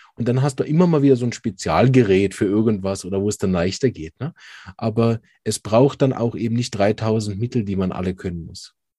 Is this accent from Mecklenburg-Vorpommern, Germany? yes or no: no; Berlin, Germany; moved away; ich komme ja ursprünglich aus Berlin